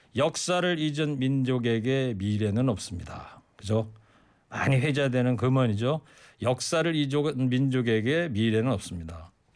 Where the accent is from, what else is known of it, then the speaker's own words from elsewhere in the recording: Anseong, Gyeonggi Province, South Korea; 제 고향 경기도 안성 집 바로 앞에도요 철도길이 있는데